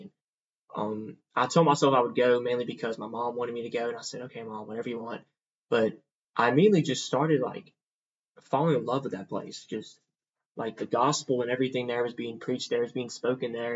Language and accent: English; Columbia, Mississippi, United States; I'm from a small town in Mississippi called Columbia. Um, very small, but also with that, um, with me also growing up in the Bible Belt area